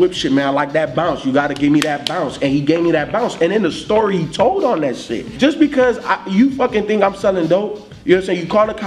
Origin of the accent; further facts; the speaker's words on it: Miami, Florida, United States; I grew up in Miami.